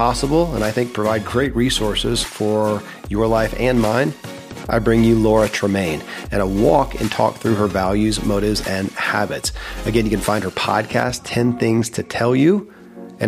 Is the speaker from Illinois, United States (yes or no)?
no; Kentucky, United States; I grew up in Kentucky where horse racing